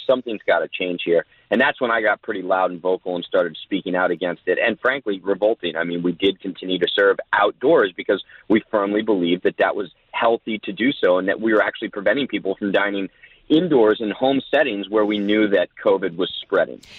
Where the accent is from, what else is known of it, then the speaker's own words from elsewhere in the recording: New Jersey, United States; now in Southern California, United States; I grew up in Jersey